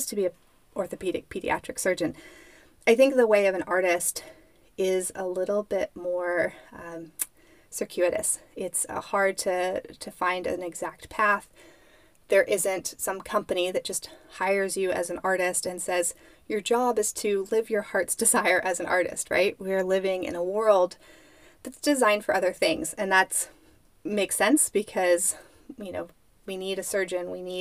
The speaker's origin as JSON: {"language": "English", "country": "United States", "tie": "born or raised there", "moved": "yes", "said": "My hometown, Lake Tahoe"}